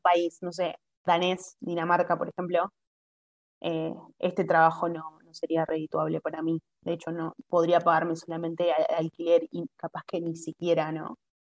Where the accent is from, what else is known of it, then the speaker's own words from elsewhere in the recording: Argentina; first language Spanish; moved away as an adult; now in Italy; yo soy argentina